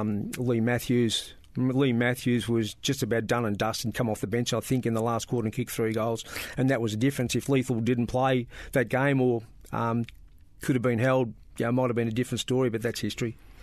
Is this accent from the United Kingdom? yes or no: no; Bairnsdale, Victoria, Australia; moved away as an adult; also born or lived in Melbourne; I was bor-, born, um, and bred in Bairnsdale